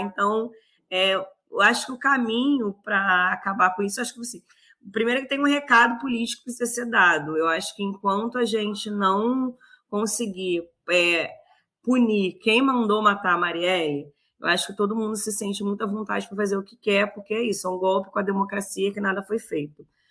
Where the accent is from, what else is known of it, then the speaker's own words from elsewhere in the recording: São João de Meriti, Rio de Janeiro, Brazil; Nasci na Baixada, cresci na Baixada, estudei na Baixada, trabalho na Baixada.